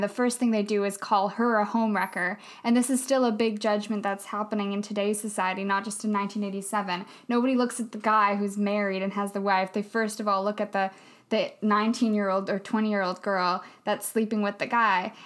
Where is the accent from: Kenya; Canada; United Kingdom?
Canada; Vancouver, British Columbia; we're from Vancouver